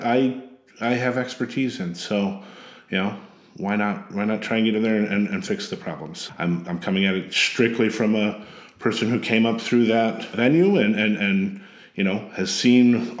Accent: Sterling, Illinois, United States; moved away as an adult; now in Champaign-Urbana, United States; I grew up in a little town called Sterling, Illinois, in Northwest Illinois

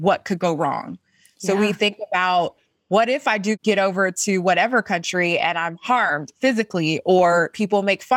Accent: Columbia, South Carolina, United States; I'm a girl from Columbia, South Carolina, born and raised in the South

